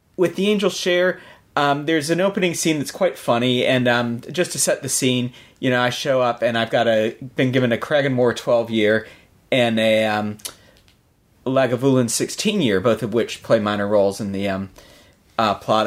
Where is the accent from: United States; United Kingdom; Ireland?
United States; as an American